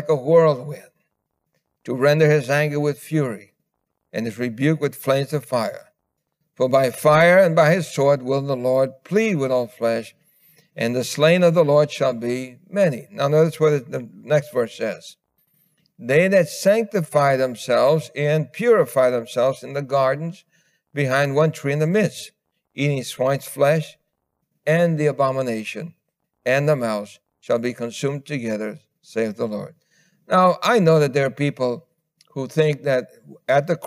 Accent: New York City, New York, United States; growing up in New York City

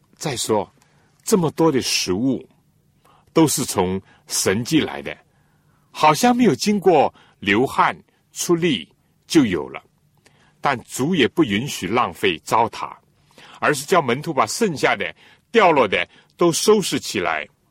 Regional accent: China; 我们中国人讲， 尊重

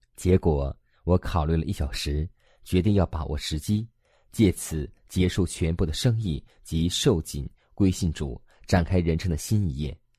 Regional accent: Hong Kong; 中学时代我是香港的名教的高材生

